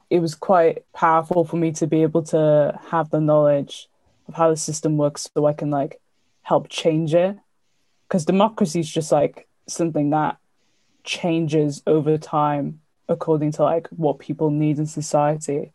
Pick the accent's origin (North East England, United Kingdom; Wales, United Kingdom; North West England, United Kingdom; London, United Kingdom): Wales, United Kingdom; Cardiff; I'm 19 and from Cardiff